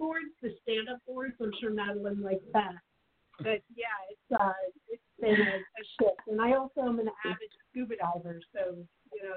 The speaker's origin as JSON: {"language": "English", "town": "Norwalk", "region": "Connecticut", "country": "United States", "tie": "born or raised there", "also_born_or_lived": "Boston, Massachusetts / Arizona", "moved": "as an adult", "lives_now": "Phoenix, United States", "said": "I grew up out east in Norwalk, Connecticut, near Manhattan, and right in a seaport"}